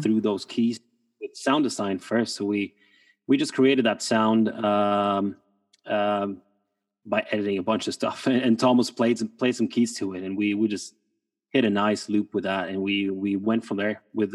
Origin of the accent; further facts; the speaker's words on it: Norway; moved away; from Norway, producer from Norway